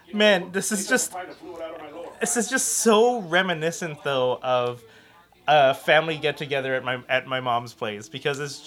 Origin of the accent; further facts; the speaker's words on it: Brampton, Ontario, Canada; A lot of Jewish community in Brampton, my hometown